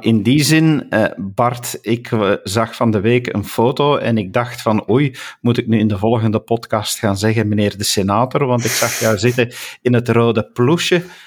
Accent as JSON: {"language": "Dutch", "region": "Flanders", "country": "Belgium", "said": "als Vlaming"}